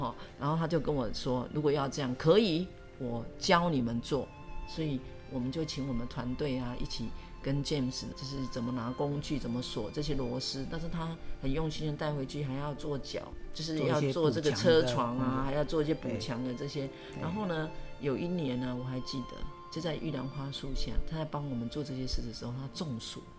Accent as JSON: {"language": "Chinese", "town": "Dongshi", "region": "Yunlin County", "country": "Taiwan", "tie": "born or raised there", "said": "然后那一趟我还。记得是要去我的故乡"}